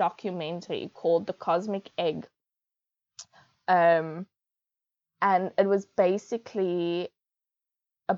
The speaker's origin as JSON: {"language": "English", "town": "Cape Town", "region": "Western Cape", "country": "South Africa", "tie": "born or raised there", "said": "I grew up in Bellville in Cape Town, in the northern suburbs of Cape Town."}